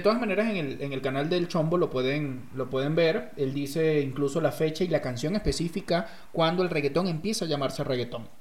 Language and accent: Spanish; Venezuela; now in Mexico; yo soy de, Venezuela, de, uno, de un estado bastante